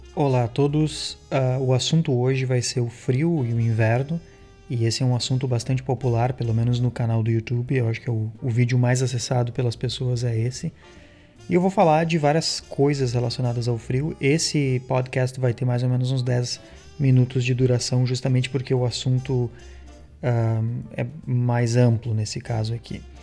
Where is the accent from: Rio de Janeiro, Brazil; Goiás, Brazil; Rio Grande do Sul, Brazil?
Rio Grande do Sul, Brazil; now in Canada; Se eu venho do Rio Grande do Sul, por exemplo, que é o meu caso